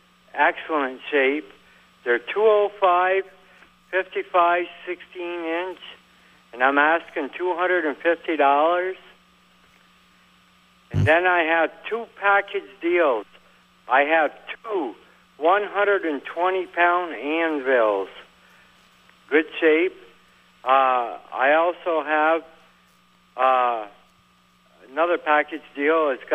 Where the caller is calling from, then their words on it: West New York, New Jersey, United States; West New York.